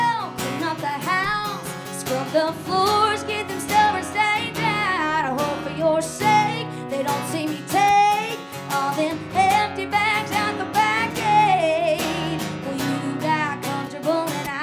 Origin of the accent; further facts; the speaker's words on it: Columbia, South Carolina, United States; I'm from South Carolina, Columbia specifically